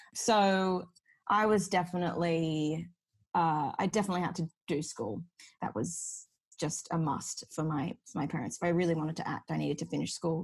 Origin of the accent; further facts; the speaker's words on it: Sydney, New South Wales, Australia; I've grown up in Sydney. This is my hometown